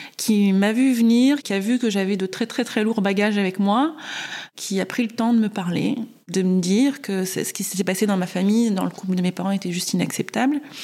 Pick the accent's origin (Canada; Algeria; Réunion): Réunion; moved away; also born or lived in Marseille / Valenciennes / French Guiana; je suis née à Marseille. Euh, j'ai grandi un peu à Valenciennes, un peu en Guyane et essentiellement à La Réunion